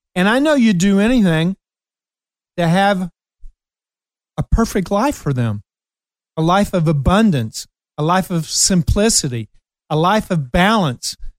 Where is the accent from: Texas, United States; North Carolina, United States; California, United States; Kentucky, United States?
Kentucky, United States; Ashland; moved away; I went back to my hometown, Ashland, Kentucky